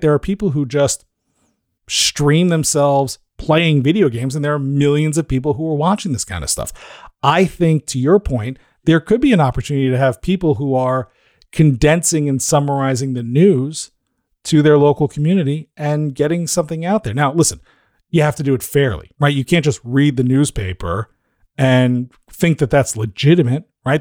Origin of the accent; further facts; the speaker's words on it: New Jersey, United States; I'm from New Jersey